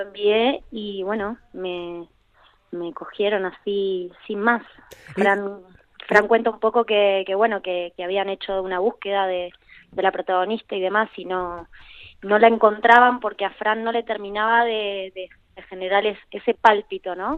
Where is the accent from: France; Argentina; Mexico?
Argentina; now in Spain; trabajo en Buenos Aires